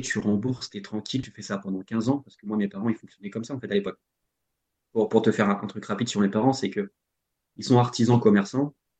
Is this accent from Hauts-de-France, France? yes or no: no; Normandy, France; moved away as an adult; also born or lived in Rennes; je suis normand donc j'habitais en, en, Normandie